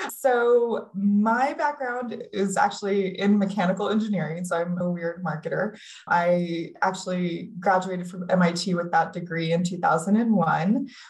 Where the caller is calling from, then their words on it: Sonoita, Arizona, United States; I'm calling in today from Sonoyta, Arizona, which is a very small town southeast of Tucson. So right here in the sunny part of the state.